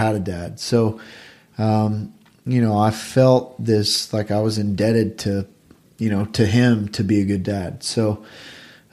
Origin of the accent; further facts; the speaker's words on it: the South, United States; growing up in the South